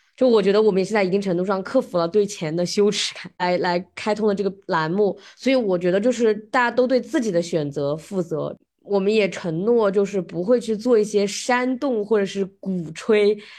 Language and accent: Chinese; China; now in United States; 我们中国人